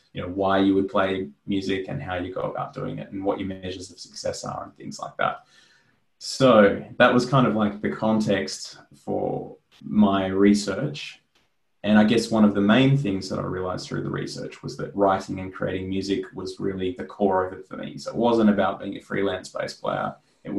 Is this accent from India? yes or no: no; Australia; I was really excited and wanted to investigate kind of, I guess, more broadly how to operate as an Australian jazz musician.